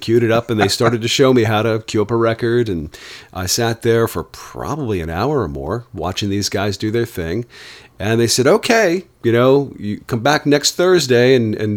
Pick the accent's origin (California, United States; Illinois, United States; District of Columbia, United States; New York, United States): New York, United States; Oneonta; Oneonta, New York